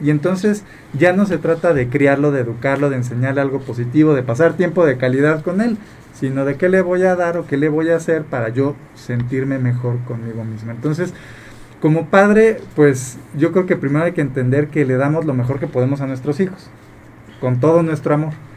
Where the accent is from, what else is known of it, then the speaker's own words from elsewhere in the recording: Mexico; como mexicanos tenemos mucho esta costumbre